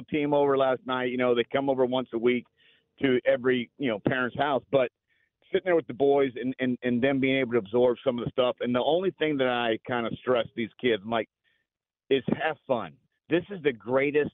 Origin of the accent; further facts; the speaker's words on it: Los Angeles, California, United States; moved away as an adult; also born or lived in Beaumont, Texas; now in Austin, United States; I grew up in Los Angeles for 20 years, right? Went to school at Lamar in Beaumont. So I've been in Texas 32